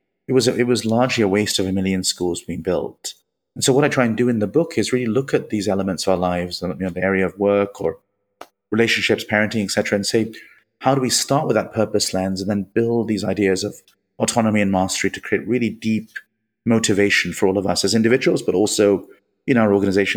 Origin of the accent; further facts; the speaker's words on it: India; born there; moved away; also born or lived in United Kingdom / Middle East; I was born in India, but most of my life has been in the UK and the Middle East and so on.